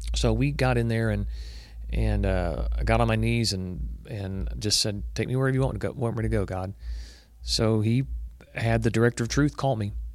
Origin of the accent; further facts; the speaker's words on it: Waco, Texas, United States; growing up in Waco, Texas